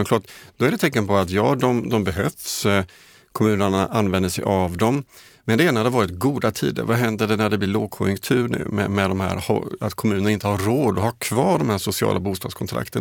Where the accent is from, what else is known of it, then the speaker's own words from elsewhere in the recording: Jönköping, Jönköping County, Sweden; hemifrån Jönköping där jag kommer ifrån